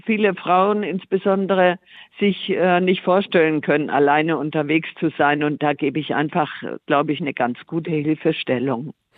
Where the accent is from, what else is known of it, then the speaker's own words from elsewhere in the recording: Tuttlingen, Baden-Württemberg, Germany; ich komme ja aus Süddeutschland, bin in Tuttlingen geboren